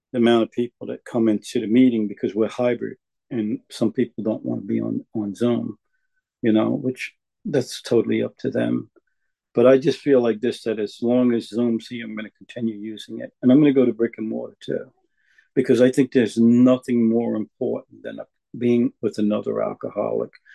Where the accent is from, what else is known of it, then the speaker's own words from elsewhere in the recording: New York, United States; also born or lived in Florida; I ended up in New York, um, in a very poverty-stricken family.